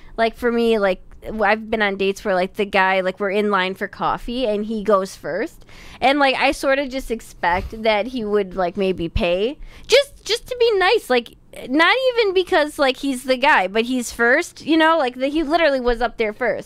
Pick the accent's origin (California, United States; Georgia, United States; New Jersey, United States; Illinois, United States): Illinois, United States; Chicago; a couple of schmucks from Chicago